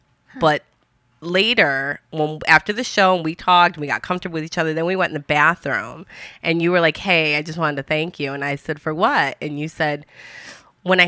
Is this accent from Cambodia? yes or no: no; Detroit, Michigan, United States; We're both from Detroit